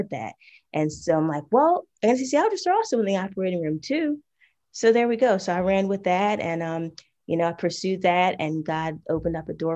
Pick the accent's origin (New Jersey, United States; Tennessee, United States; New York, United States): New Jersey, United States; now in Georgia, United States; we grew up together in New Jersey. Right now, I'm currently in Georgia